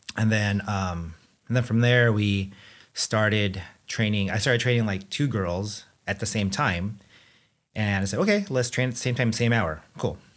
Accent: Anaheim, California, United States; also born or lived in Philippines / Chicago; moved here to So-, Southern California, where I pretty much, you know, grew up, um, in Anaheim.

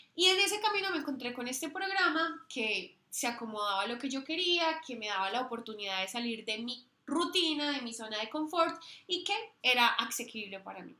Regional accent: Colombia; moved away as an adult; also born or lived in United States; no solo somos colombianas ni latinoamericanas

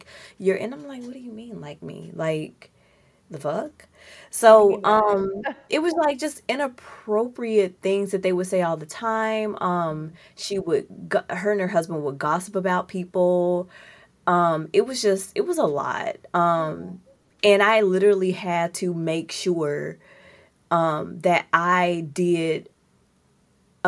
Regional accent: Mississippi, United States; also born or lived in Georgia; now in Seattle, United States; I'm from Mississippi, right? I lived in Georgia

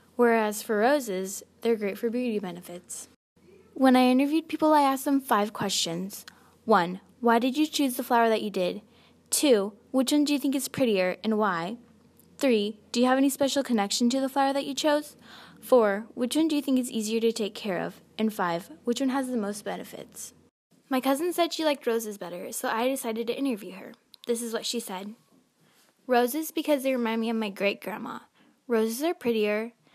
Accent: Kansas, United States; I was born in Kansas

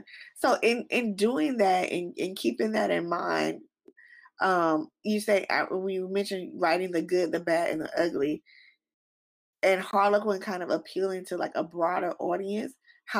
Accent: United States; for example, I'm African American.

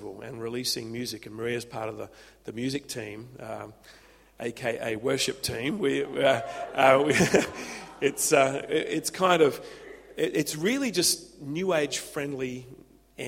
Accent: Adelaide, South Australia, Australia; now in Byron Bay, Australia; I'm an old Adelaide boy

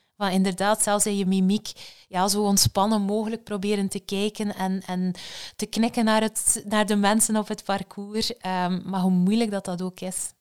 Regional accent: Belgium

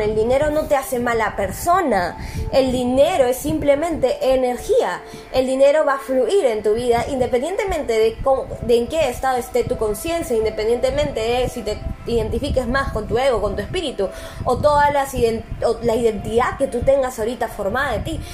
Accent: Peru; yo soy de Perú

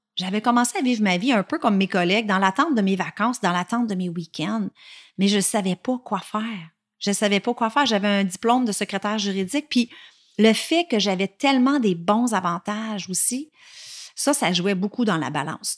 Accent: La Tuque, Quebec, Canada; Je suis née à Latuc, une petite ville en Mauricie, tout près de Shawinigan, et je suis restée à Latuc jusqu'à l'âge de 12 ans

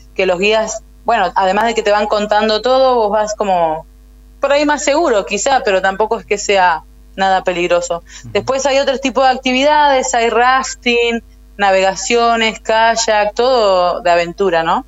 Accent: El Chaltén, Santa Cruz, Argentina; also born or lived in Río Gallegos, Argentina; En el año 95, cuando yo tenía 7 años, nos vinimos con mi familia a vivir al Chaltén

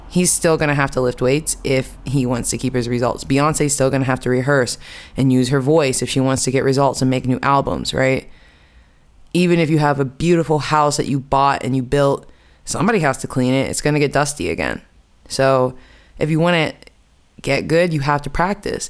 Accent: United States; moved away as an adult; also born or lived in New York City; now in Amsterdam, Netherlands; I'm from America. I'm American, and I have been living in Amsterdam for the past three years

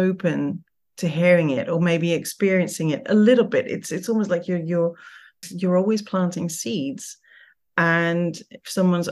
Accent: Curaçao; I was born in Curaçao

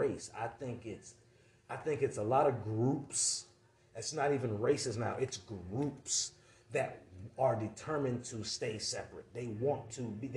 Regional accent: Brandon, Florida, United States; also born or lived in Valrico, Florida; I'm from Valrico, I'm from Brandon

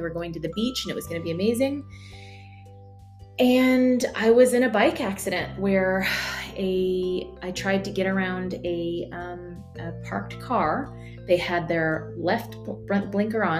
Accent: United States; moved away; as an American

